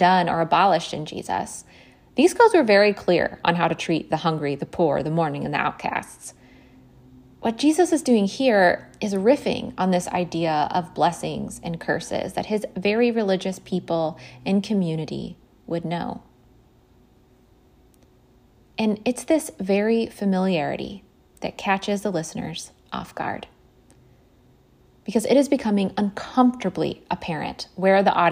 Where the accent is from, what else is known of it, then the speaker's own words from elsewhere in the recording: Fort Worth, Texas, United States; Fort Worth, for example, my hometown